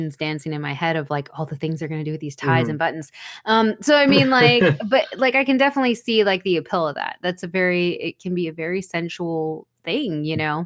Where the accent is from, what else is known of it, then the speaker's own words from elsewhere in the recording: the South, United States; I'm from the South